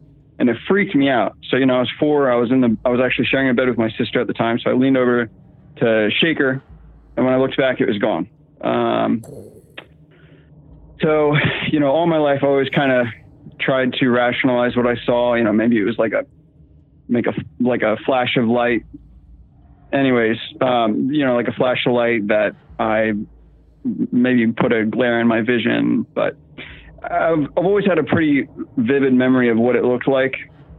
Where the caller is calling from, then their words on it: Virginia, United States; I'm calling from Virginia, sitting here with my wife.